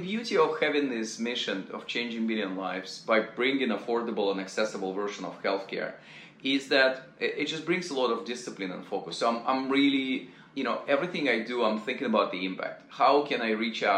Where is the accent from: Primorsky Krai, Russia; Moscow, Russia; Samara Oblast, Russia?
Primorsky Krai, Russia; near Vladivostok; moved away; My hometown was closer to Japan. It was 200 miles across the Japanese Sea. It was former Soviet Union